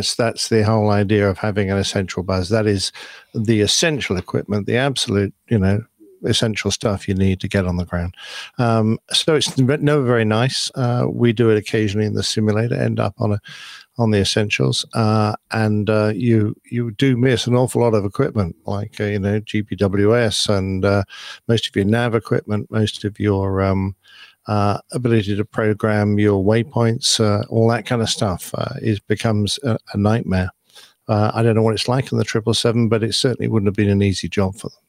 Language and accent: English; United Kingdom; I'm just a Brit.